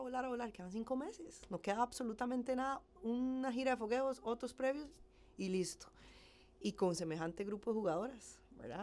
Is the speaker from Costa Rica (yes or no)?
yes; San Ramón, Alajuela, Costa Rica; moved away as an adult; now in Heredia, Costa Rica; Soy de San Ramón, de La Juela, tengo 33 años, eh, nací allá, y a los 18 me pasé a vivir a Heredia